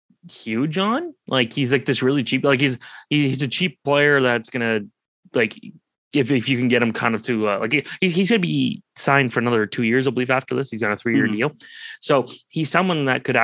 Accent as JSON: {"language": "English", "town": "Oakville", "region": "Ontario", "country": "Canada", "tie": "born or raised there", "said": "growing up in Oakville"}